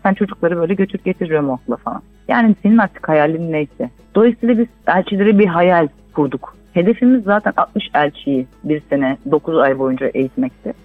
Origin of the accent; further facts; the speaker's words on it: Istanbul, Turkey; also born or lived in England / United States; Ben Göztepe Bağdat Caddesi Özgürlük Parkı civarında büyüdüm